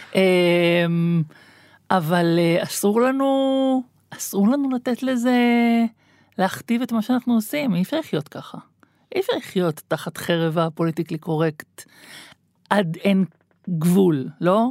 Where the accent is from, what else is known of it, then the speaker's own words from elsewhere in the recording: Tel Aviv, Tel Aviv District, Israel; אני בטעות נולדתי בגוף של תל אביבית, אני לגמרי ירושלמית